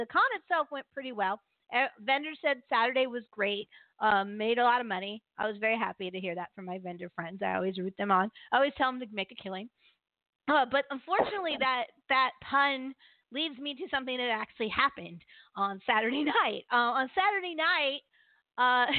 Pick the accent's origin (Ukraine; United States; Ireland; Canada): United States; Maryland; I'm from Maryland